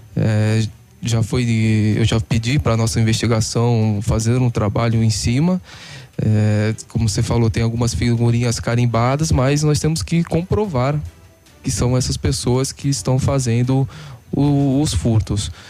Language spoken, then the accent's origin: Portuguese; Santos, São Paulo, Brazil; moved away as an adult; also born or lived in Curitiba; now in Paraná, Brazil; sou de Santos